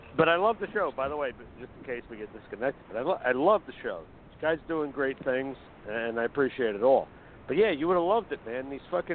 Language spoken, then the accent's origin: English; Essex County, New Jersey, United States; born or raised there